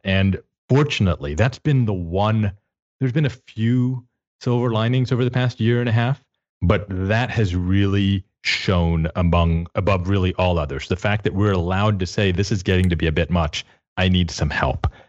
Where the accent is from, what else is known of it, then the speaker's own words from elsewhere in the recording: Texas, United States; I'm from Texas